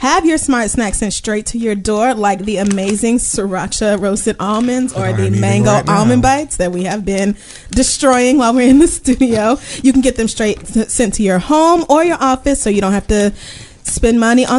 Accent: Miami, Florida, United States; Golden Girls said Miami. That's where I'm from

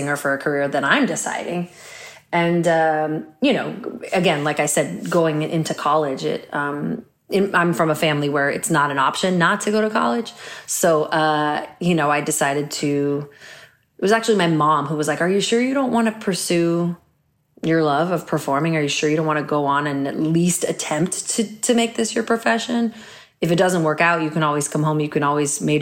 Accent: Portland, Oregon, United States; moved away as an adult; also born or lived in Olympia, Washington / Cincinnati, Ohio / New York; I actually auditioned for this like children's performing troupe in my hometown of Olympia, Washington

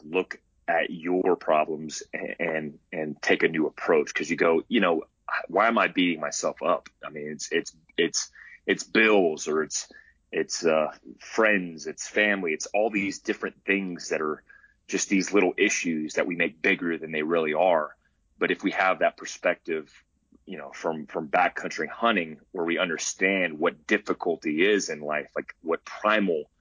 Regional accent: North Carolina, United States; now in Arizona, United States; I grew up hunting whitetail in North Carolina

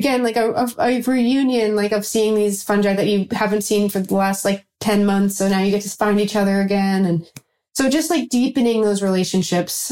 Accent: New York, United States; I'm from New York

